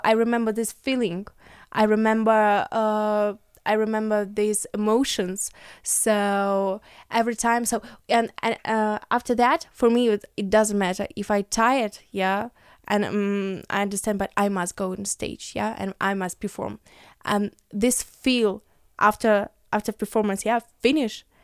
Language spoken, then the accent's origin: English; Ukraine; English is a second language; I came from Ukraine